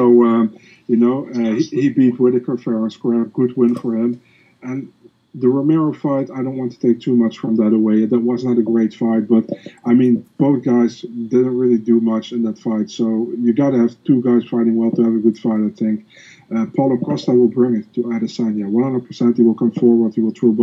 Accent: Netherlands; English is a second language; I'm not from the U.S. I'm from the Netherlands.

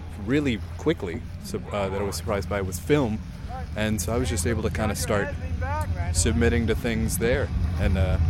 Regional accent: Baltimore, Maryland, United States; So growing up in Baltimore, because my dad and stepmother, and I have to do all the delineations, as joint custody, so I actually lived in two different places.

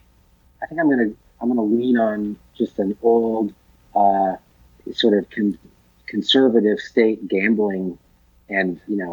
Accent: Kansas, United States; So I grew up in Kansas.

